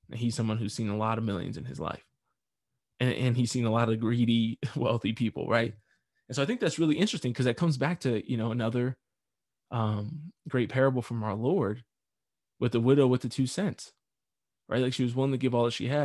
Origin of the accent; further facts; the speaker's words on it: United States; I am an American.